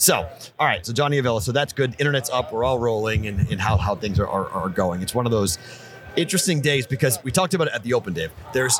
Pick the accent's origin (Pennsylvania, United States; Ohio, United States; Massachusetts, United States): Massachusetts, United States; Andover; moved away; for the Bostonian, me